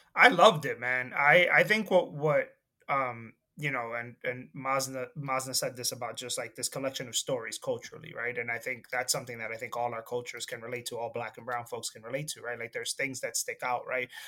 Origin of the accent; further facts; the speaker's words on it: Dominican Republic; moved away; also born or lived in Jersey City; I'm from the Dominican Republic